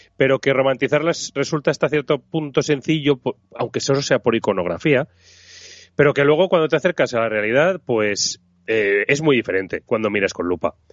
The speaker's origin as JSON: {"language": "Spanish", "town": "Zaragoza", "region": "Aragon", "country": "Spain", "said": "soy de Zaragoza"}